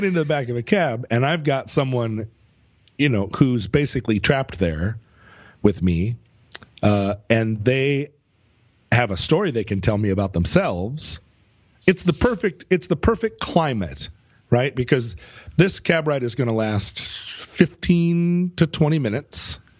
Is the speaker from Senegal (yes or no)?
yes; Senegal; also I'm from Senegal.